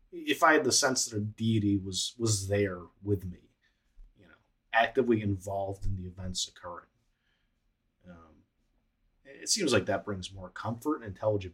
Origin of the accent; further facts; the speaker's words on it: United States; We grew up in America